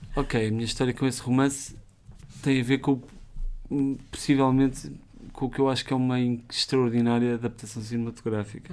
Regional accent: Lisbon, Portugal; eu cresci em Benfica e, e, aquela zona é assim meio estranha, para quem lá cresceu

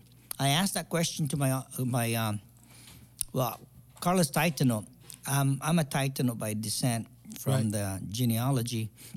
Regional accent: Guam; moved away as an adult; also born or lived in Saipan; now in San Diego, United States; Actually, I was born in Saipan, so I'm a Saipanese. Okay. But I grew up in Guam.

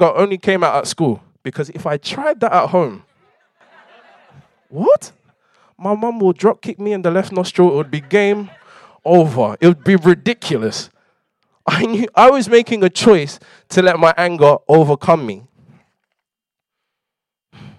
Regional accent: London, United Kingdom; I grew up in London

